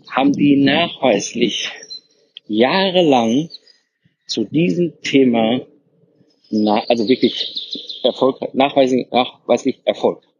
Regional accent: Herdecke, North Rhine-Westphalia, Germany; ich so, ach, ist ja witzig, ich komme ja aus Herdecke, und er so, wie, ach, äh, Herdecke kommst du? Und ich so, ja, Herdecke

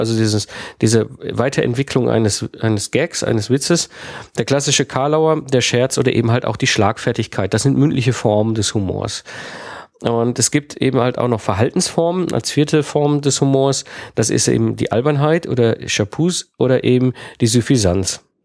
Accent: Germany; also born or lived in France; als deutscher Speaker zum Beispiel nach Frankreich gehe und ich habe dort ja auch eine Zeit lang gelebt in Frankreich

